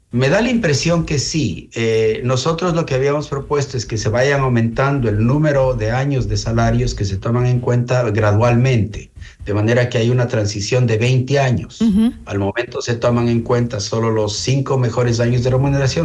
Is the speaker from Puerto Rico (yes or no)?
no; Ecuador; como ecuatorianos